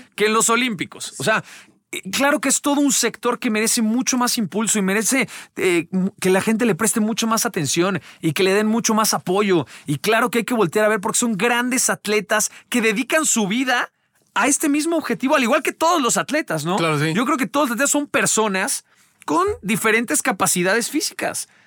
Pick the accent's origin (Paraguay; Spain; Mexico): Mexico; como mexicanos